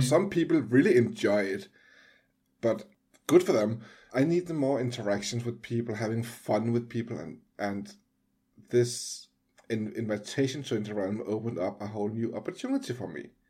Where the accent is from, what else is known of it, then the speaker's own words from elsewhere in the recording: Denmark; I'm from Denmark